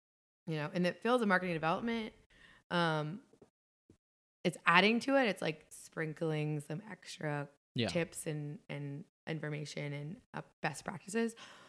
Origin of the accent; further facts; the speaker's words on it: Fairfield, Ohio, United States; also born or lived in Cleveland; Well, I grew up in Cincinnati. Well, I grew up in Greater Cincinnati. I grew up in Fairfield, Ohio, which is about 30 minutes north of here, northwest.